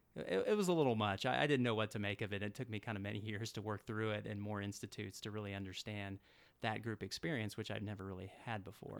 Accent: Atlanta, Georgia, United States; moved away; I grew up in Atlanta, Georgia

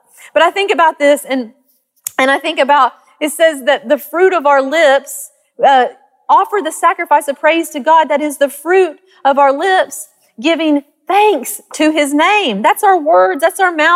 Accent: Arkansas, United States; accent: country; moved away as an adult; also born or lived in Texas; I grew up in Arkansas, and we lived by this peach orchard

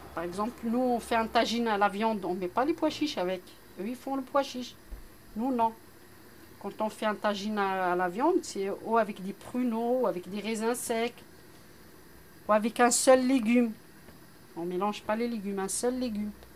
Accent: Morocco; now in Marseille, France

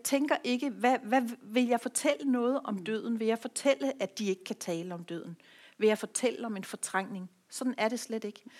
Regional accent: Rødby, Zealand, Denmark; i nogle år en lille forretning i Rødby, hvor jeg kommer fra

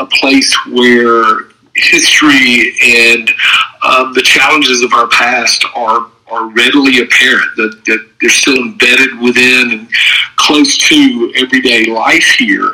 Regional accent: Georgia, United States; moved away as an adult; now in Oxford, Mississippi, United States; I grew up in Georgia, married a woman who grew up in Alabama, and we both now live here in Oxford, Mississippi.

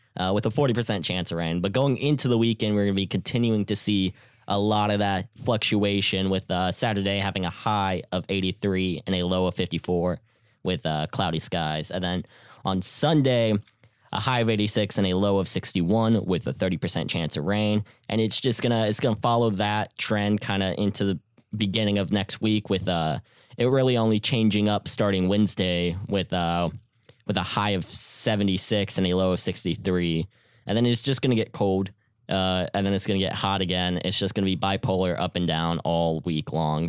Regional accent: Houston, Texas, United States; I'm from Houston

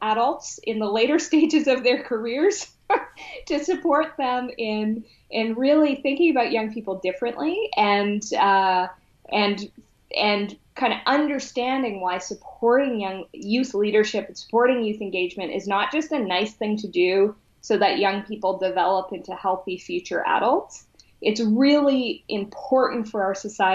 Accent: Whitehorse, Yukon, Canada; growing up in Whitehorse, Yukon

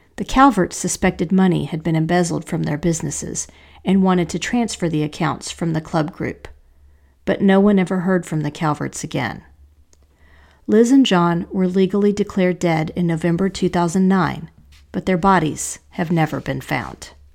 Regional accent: Asheville, North Carolina, United States; my hometown of Asheville, North Carolina

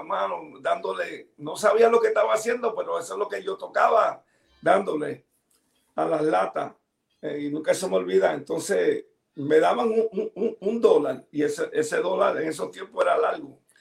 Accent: New York City, New York, United States; Y yo nací en el Bronx

